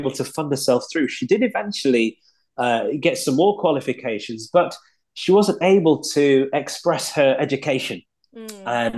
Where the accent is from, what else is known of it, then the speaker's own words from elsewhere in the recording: Leeds, Yorkshire and the Humber, United Kingdom; accent: Yorkshire; I grew up in Leeds in West Yorkshire